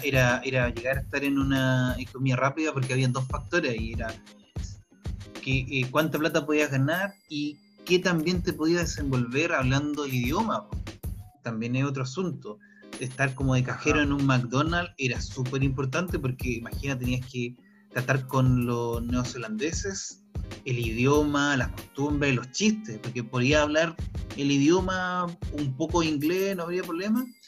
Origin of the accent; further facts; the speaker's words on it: Chile; moved away as an adult; also born or lived in New Zealand; para no ejercer en mi país lo que realmente estudié